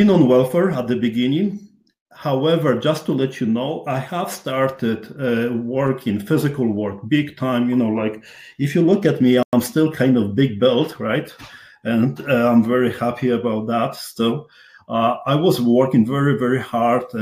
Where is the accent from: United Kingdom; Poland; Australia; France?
Poland; accent: strong accent; English is a second language; moved away as an adult; also born or lived in Montreal; I've been born and raised in Poland, and I was in the Polish army